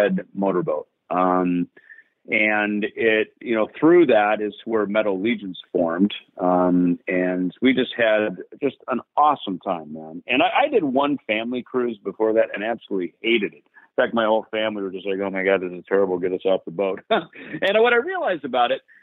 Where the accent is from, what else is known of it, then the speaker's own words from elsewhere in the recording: Jackson, Minnesota, United States; moved away; my hometown of Jackson, Minnesota